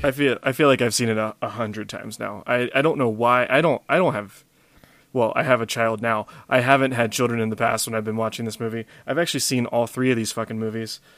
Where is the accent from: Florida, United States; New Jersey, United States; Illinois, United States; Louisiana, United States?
Louisiana, United States; we have accents in the sense that we say, uh, "Y'all."